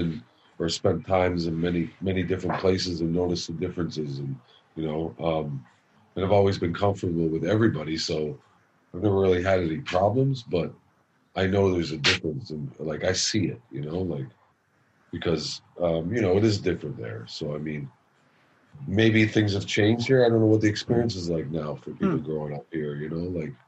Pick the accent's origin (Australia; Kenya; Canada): Canada; Scarborough, Ontario; Born and raised in Scarborough. Shaman and I used to say growing up, Scarborough bred, Scarborough dead.